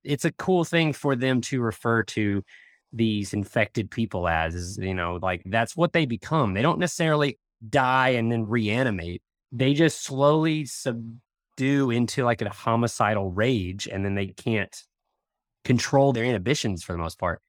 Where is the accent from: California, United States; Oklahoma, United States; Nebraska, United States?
Oklahoma, United States; outside of Tulsa; we grew up outside of Tulsa